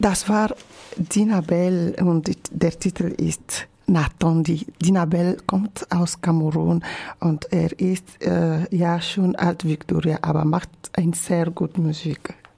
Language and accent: German; Togo; first language Ewe; German is a second language; moved away as an adult; now in Germany; Togo, mein Heimatland